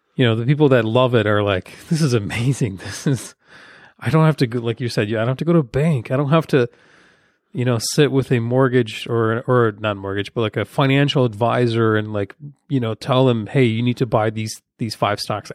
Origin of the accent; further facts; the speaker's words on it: Ukraine; now in United States; my home country, Ukraine